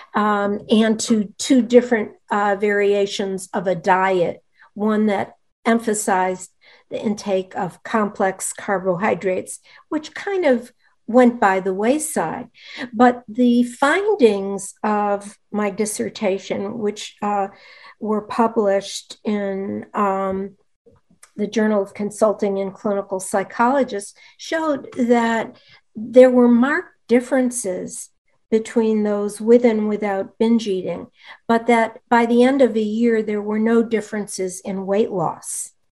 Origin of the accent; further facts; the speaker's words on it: Rochester, New York, United States; moved away; also born or lived in Pittsburgh; my sister and I were my parents' only children, and we grew up in Rochester, New York